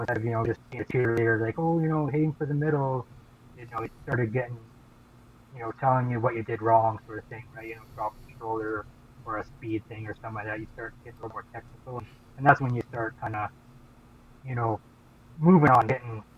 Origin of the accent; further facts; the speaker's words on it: Fort Frances, Ontario, Canada; also born or lived in Sudbury; I had moved back to my hometown, Fort Frances